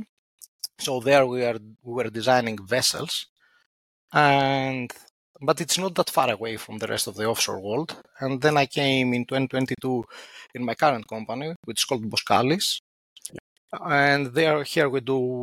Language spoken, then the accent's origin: English; Athens, Attica, Greece; moved away as an adult; also born or lived in northern Greece; now in Netherlands; I was born and raised in Athens